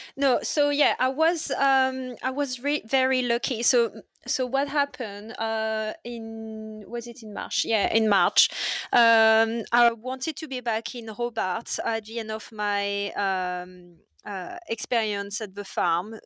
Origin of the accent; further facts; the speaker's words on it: near Paris, Île-de-France, France; English is a second language; moved away as an adult; also born or lived in Bordeaux; now in Australia; I grew up near Paris, um, but before coming in Australia, I was living in Bordeaux.